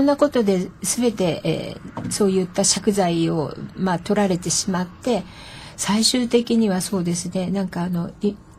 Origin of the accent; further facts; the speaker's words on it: Setagaya, Tokyo, Japan; ふるさとは世田谷の三宿の生まれで、えー、生まれも育ちも、ほぼほぼ世田谷です